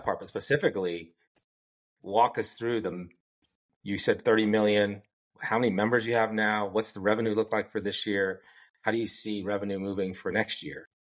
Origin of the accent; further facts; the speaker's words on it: Philippines; Then when I'm in South India or in the West, people absolutely know I'm Filipino.